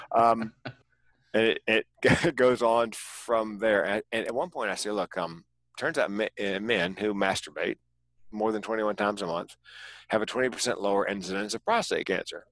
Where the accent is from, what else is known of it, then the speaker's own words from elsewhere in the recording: North Carolina, United States; moved away as an adult; also born or lived in California; moving from North Carolina, where I was born and raised, to California